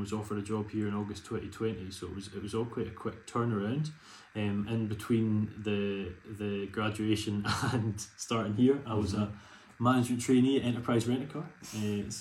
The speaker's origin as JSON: {"language": "English", "area": "Isle of Arran", "region": "Scotland", "country": "United Kingdom", "said": "I'm from the Isle of Arran. So my mum and dad, and people always quite like to hear this, own a volcano over in Arran, 2,000 acre farm"}